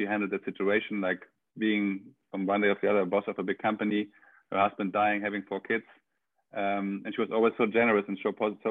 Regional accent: Germany; moved away as an adult; now in Barcelona, Spain; I'm German. I grew up in Germany until I was 26, and then I moved to Spain

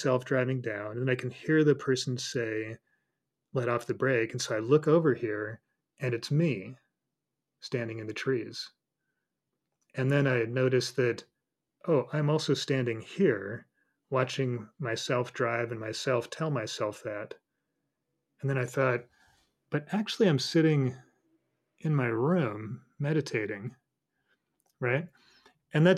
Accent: Colorado, United States; moved away; When I lived in Colorado, you know, I grew up in Colorado, so I was kind of a hick

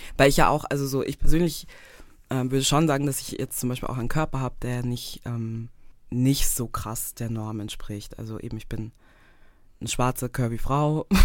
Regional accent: Graz, Styria, Austria; moved away as an adult; also born or lived in Vienna, Austria; now in Zurich, Switzerland; Ich komme gebürtig aus Österreich, also aus Graz, ähm, my hometown.

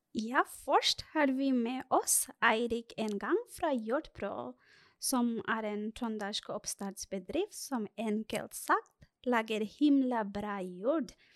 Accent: Bangladesh; now in Norway; jeg er opprinnelig fra Bangladesh

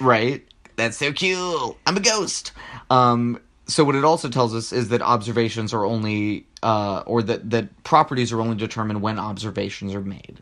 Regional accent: Rio Grande Valley, Texas, United States; I'm from the Rio Grande Valley

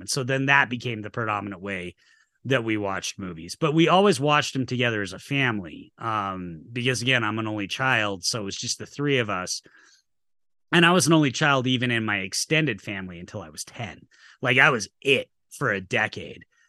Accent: Utah, United States; also born or lived in Atlanta; I've been in Utah my whole life.

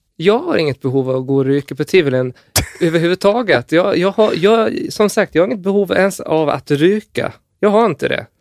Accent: Gotland, Sweden; jag är från Gotland

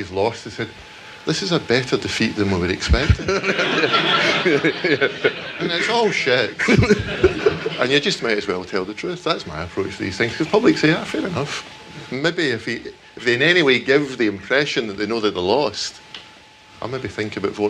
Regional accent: United Kingdom; I'm British, and happily British

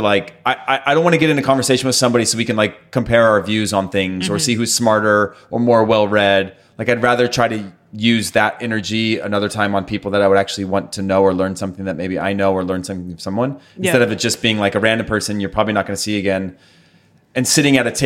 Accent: California, United States; moved away as an adult; also born or lived in Denmark; growing up in California

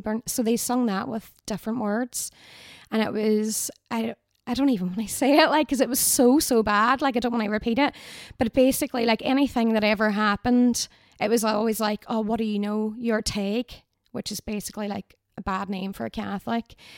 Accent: Derry, Northern Ireland, United Kingdom; born or raised there

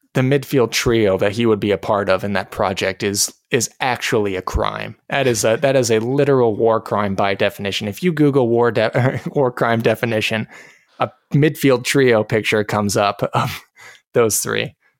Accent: United States

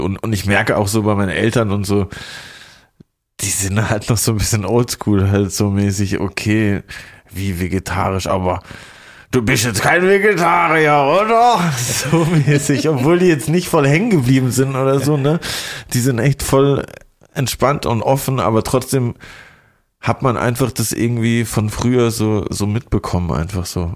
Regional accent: Lörrach, Baden-Württemberg, Germany; moved away as an adult; also born or lived in Stuttgart / Rheinfelden; now in Berlin, Germany; aus meiner alten Heimat Lörrach bei Basel, wo ich bis ich 18 war gewohnt habe

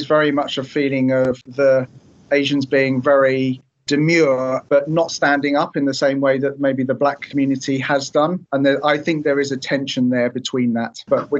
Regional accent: Croydon, London, United Kingdom; also born or lived in Reading; So I grew up here initially in Reading, but I've spent most of my life in Croydon.

